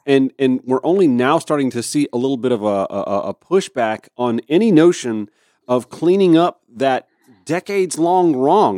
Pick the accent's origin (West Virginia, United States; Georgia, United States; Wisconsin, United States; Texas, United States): Georgia, United States; Augusta; I grew up in Augusta